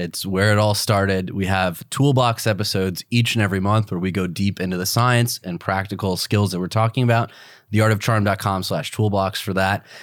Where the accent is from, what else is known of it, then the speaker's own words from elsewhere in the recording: Midwest, United States; moved away; both of us blue-collar guys, we come from the Midwest